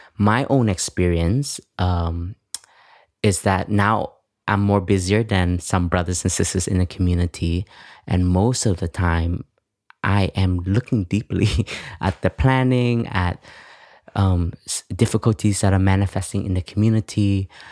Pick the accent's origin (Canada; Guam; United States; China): Canada; I grew up in Canada